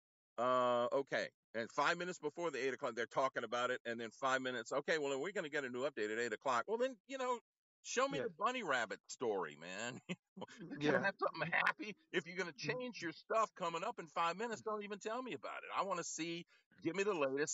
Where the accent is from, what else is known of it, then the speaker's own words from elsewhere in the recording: Gonzales, Louisiana, United States; I grew up in Gonzales, so we were watching Channel 9 out of Baton Rouge.